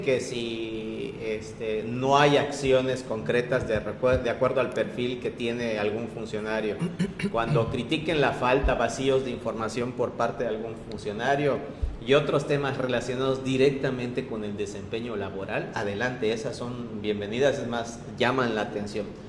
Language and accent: Spanish; Mexico; como buenos mexicanos